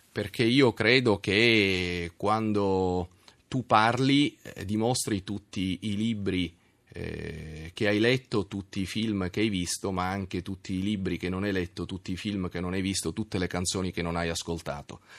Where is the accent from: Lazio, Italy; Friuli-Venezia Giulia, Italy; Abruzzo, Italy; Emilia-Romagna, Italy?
Lazio, Italy; Rome; Io sono di qua a Roma.